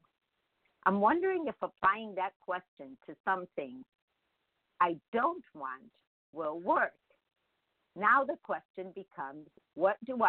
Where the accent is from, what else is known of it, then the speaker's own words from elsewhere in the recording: Chicago, Illinois, United States; English is a second language; I was just born in Chicago.